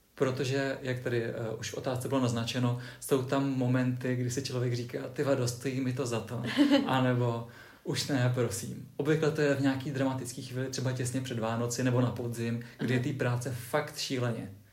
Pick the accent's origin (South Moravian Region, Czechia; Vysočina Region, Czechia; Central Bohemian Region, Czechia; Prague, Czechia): Vysočina Region, Czechia; Třebíč; já pocházím z Třebíče